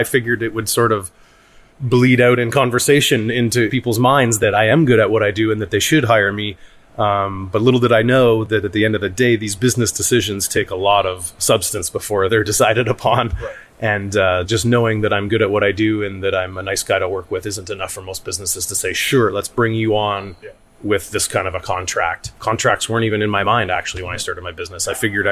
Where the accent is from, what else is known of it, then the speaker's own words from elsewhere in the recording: Woodstock, Ontario, Canada; moved away as an adult; also born or lived in London, England; in my hometown of Woodstock. So I was raised in a small business family